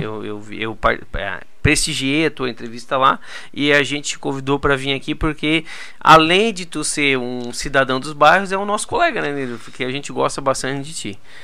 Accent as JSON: {"language": "Portuguese", "town": "Turvo", "country": "Brazil", "tie": "born or raised there", "said": "lá na minha cidade, no Turvo, que é a minha cidade natal"}